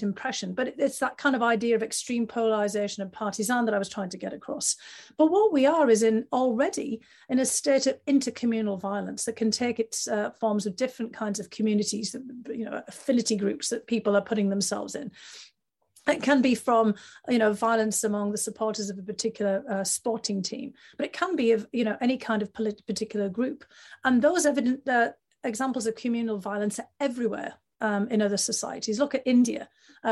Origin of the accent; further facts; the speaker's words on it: North East England, United Kingdom; moved away; I grew up at a time in the UK in the northeast of England